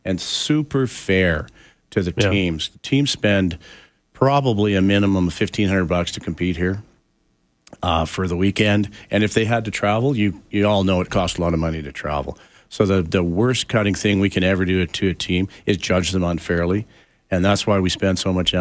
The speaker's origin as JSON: {"language": "English", "country": "Canada", "said": "I am as Canadian can be"}